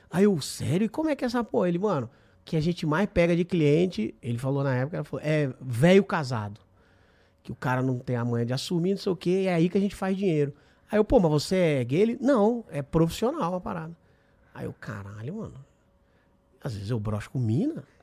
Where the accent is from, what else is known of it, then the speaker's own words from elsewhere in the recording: Espírito Santo, Brazil; sou capixaba.